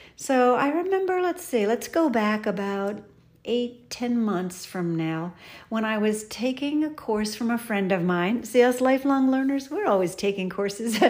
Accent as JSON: {"language": "English", "town": "Philadelphia", "region": "Pennsylvania", "country": "United States", "tie": "born or raised there", "said": "I was born in Philadelphia"}